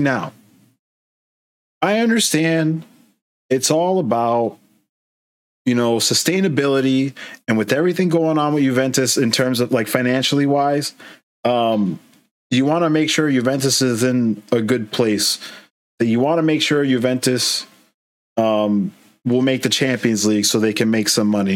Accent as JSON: {"language": "English", "town": "Boston", "region": "Massachusetts", "country": "United States", "tie": "born or raised there", "said": "We're from Boston, the Boston area in Massachusetts, in the United States. That's where we are currently"}